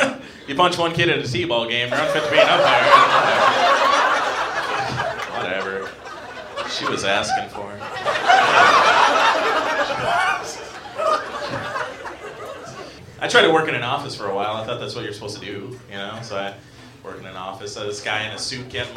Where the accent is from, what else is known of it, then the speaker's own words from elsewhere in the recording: Minnesota, United States; I grew up in Minnesota, not too far from here.